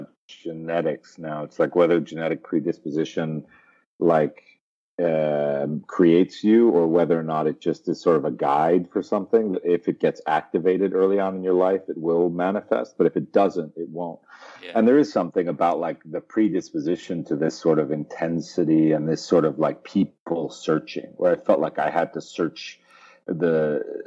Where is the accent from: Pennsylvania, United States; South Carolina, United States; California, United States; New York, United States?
New York, United States; Westchester; I was from Westchester